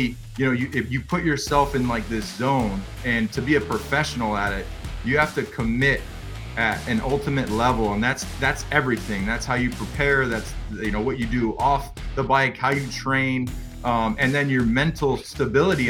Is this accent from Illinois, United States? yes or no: yes; close to Joliet, Illinois, United States; moved away; And I'm from Illinois originally, close to Joliet.